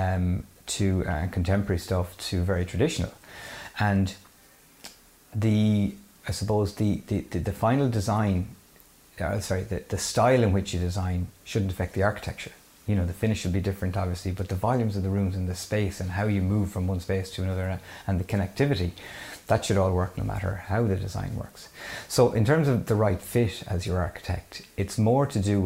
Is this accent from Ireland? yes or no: yes; Mayo, Connacht, Ireland; I'm from Mayo